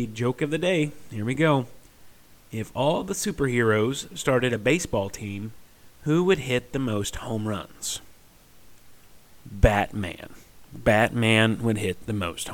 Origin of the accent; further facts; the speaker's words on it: Southeast Missouri, United States; I'm from Southeast Missouri